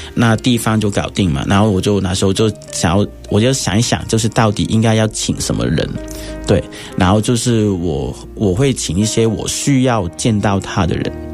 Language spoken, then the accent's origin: Chinese; Hong Kong; moved away as an adult; now in Taiwan; 然后有可能就是回香港，然后换身份证